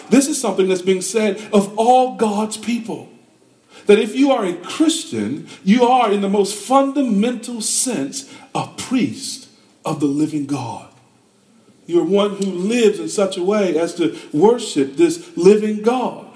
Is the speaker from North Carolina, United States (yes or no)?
yes; North Carolina, United States; I'm from North Carolina